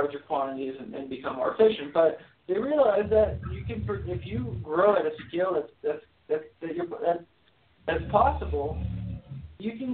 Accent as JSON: {"language": "English", "town": "Miami", "region": "Florida", "country": "United States", "tie": "born or raised there", "said": "born and raised in Miami"}